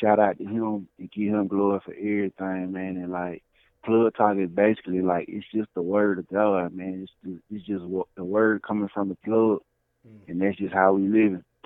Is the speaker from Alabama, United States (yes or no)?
yes; Birmingham, Alabama, United States; I'm from Birmingham, Alabama